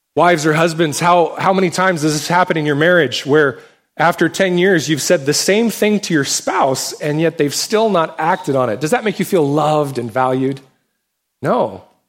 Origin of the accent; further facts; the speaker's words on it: United States; us as American Christians